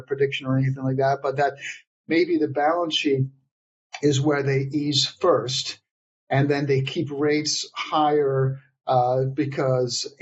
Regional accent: Netherlands; now in United States; my home country of the Netherlands

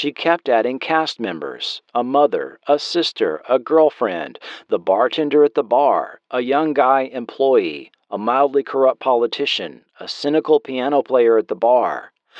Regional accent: Alabama, United States; I used a lot of my growing up in Alabama. I knew a lot of women like her.

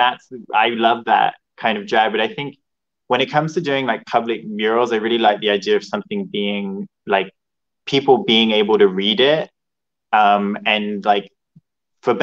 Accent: Hereford, West Midlands, United Kingdom; moved away as an adult; also born or lived in Los Angeles, California; I'm from England. I'm from Hereford, which is on the border of Wales. But I've been living abroad for like 5 years.

